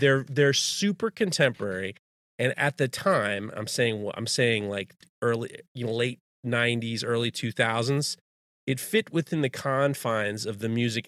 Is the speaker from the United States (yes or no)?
yes; New York City, New York, United States; I grew up in Manhattan